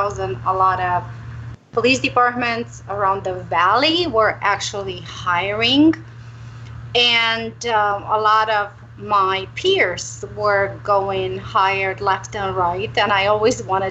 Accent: Romania; moved away; also born or lived in Arizona; I'm originally from Romania

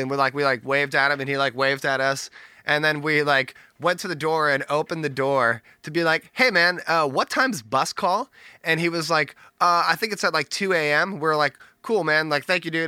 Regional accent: Bay Area, California, United States; born and raised Bay Area

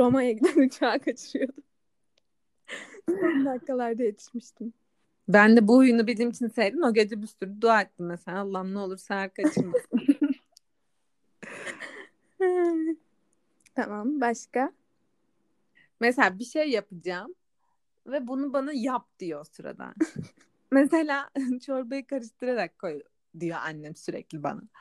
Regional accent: Black Sea Region, Turkey; benim memleketim de Karadeniz'de kalıyor.

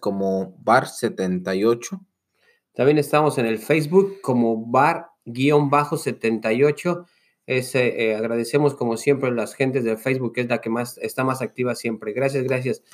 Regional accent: Mexico City, Mexico; yo soy de la Ciudad de México, era muy, era muy normal que, que jugaras las coladeritas o pusieras las piedras y todo eso ahí en la calle

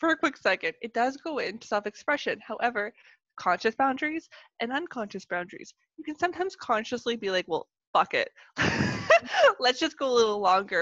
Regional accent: Canada; accent: Canadian; I'm Canadian

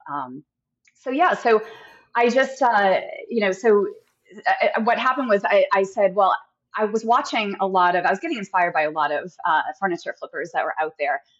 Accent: New Hampshire, United States; moved away as an adult; also born or lived in Massachusetts; now in San Clemente, United States; I'm originally from New Hampshire, um, and have been in Massachusetts. Uh, you know, grew up both those states. Uh, moved here into California about eight years ago.

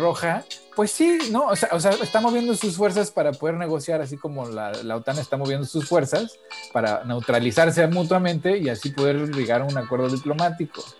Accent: Mexico; also born or lived in United States; soy mexicano, pero también soy gringo

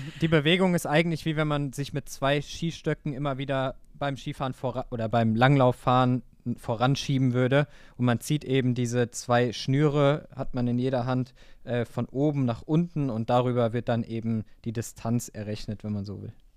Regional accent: near Wiesbaden, Hesse, Germany; in Wiesbaden an meinem Heimatort

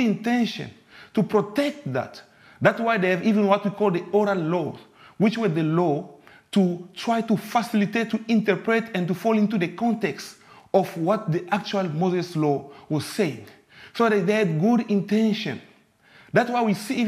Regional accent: DR Congo; moved away; I'm from the Congo, from the DRC.

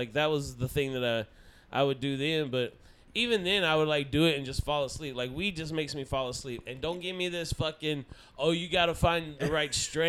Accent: Georgia, United States; moved away; I'm from Georgia originally, where it's still illegal.

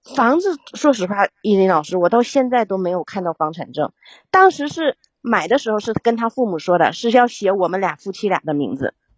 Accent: Yingkou, Liaoning, China; now in Shanghai, China; 我是城市的，啊。我是营口市的

